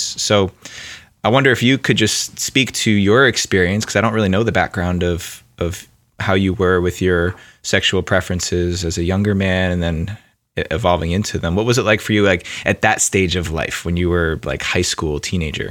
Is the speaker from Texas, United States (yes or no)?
no; New Jersey, United States; I grew up in New Jersey, right outside of New York City, so there's already that East Coast mentality